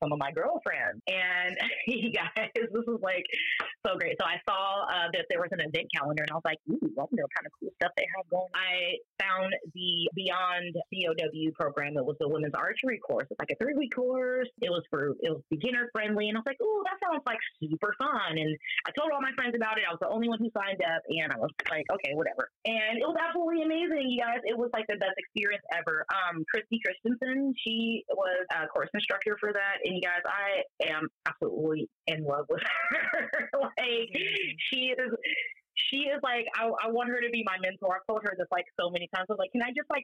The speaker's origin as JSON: {"language": "English", "region": "Northern California", "country": "United States", "tie": "born or raised there", "also_born_or_lived": "Las Vegas, Nevada / Brooklyn, New York / Omaha, Nebraska", "moved": "as an adult", "lives_now": "Avoca, Nebraska, United States", "said": "I was born and raised on the West Coast, California to be exact. Northern California, the cool part"}